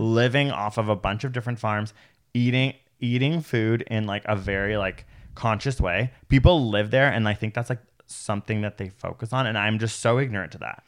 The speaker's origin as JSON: {"language": "English", "town": "Toronto", "region": "Ontario", "country": "Canada", "tie": "born or raised there", "said": "I'm a city idiot. I grew up in Toronto"}